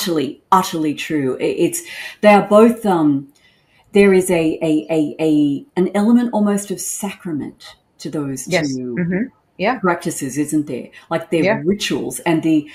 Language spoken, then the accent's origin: English; Sydney, New South Wales, Australia; moved away as an adult; now in Queensland, Australia; I'm from Sydney originally, which is in New South Wales.